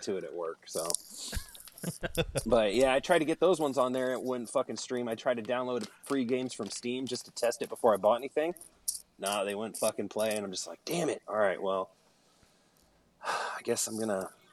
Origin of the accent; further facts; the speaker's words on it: Mountain View, California, United States; also born or lived in Santa Clara, California; about seventh grade when I moved from Mountain View to Santa Clara.